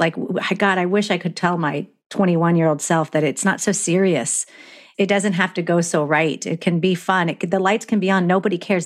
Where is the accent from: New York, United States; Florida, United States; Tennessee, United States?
Florida, United States